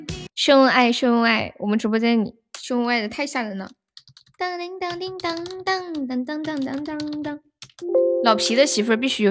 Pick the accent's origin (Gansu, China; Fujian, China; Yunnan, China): Fujian, China; Datian County; born there; 我出生的地方叫做大田县，县里很多的乡镇，他们都很团结。东街口的路边有很多奶茶店。